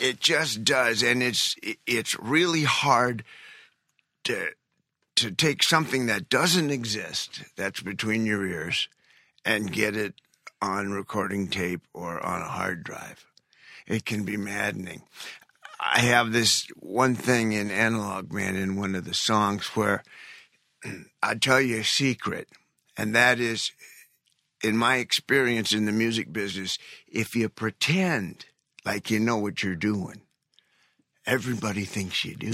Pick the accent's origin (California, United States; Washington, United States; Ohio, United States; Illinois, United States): Ohio, United States; Cleveland; I'm from Cleveland